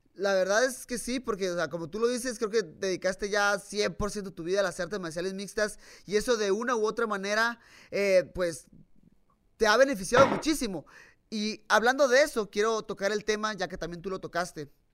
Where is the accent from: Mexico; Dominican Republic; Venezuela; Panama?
Mexico; Tijuana, Baja California; nací en Tijuana